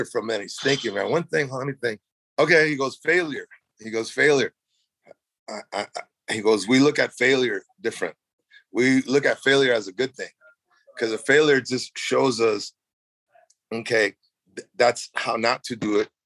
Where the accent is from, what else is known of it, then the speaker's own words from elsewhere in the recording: Los Angeles, California, United States; also born or lived in Mexico / Silver Lake, Los Angeles; I grew up in Mexico as a kid from 1 to 6, right, and then we landed, like every immigrant back in the day, man, we landed in Boyle Heights